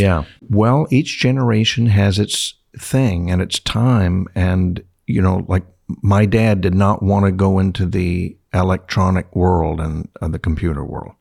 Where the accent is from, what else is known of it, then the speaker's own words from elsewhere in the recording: San Diego, California, United States; also born or lived in Yuma / Tucson; my hometown of San Diego